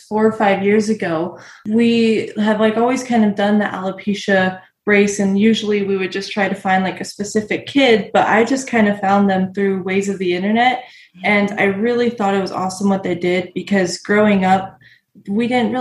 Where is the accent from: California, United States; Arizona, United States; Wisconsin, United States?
Arizona, United States; I'm from Arizona